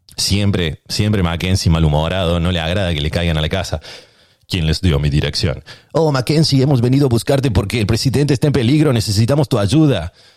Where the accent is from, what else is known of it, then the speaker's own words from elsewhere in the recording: Córdoba, Argentina; moved away as an adult; now in San Diego, United States; nací en Córdoba